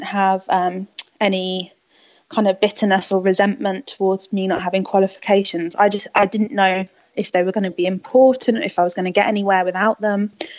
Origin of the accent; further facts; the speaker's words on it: Spain; also born or lived in England; So I grew up in Spain. I moved to Spain, well, my parents moved me to Spain when I was 8, and I was chucked into a Spanish school and kind of picked up the language really quickly.